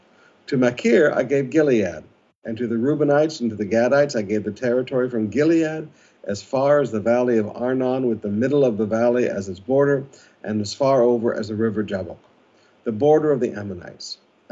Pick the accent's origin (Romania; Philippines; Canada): Philippines; I've been your pastor for 40 years. I've lived as a Filipino pastor.